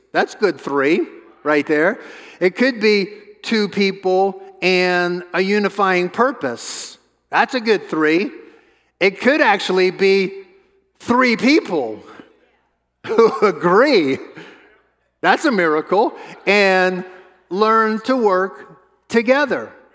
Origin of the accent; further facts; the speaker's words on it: New Orleans, Louisiana, United States; we grew up in New Orleans together, and we were in middle school together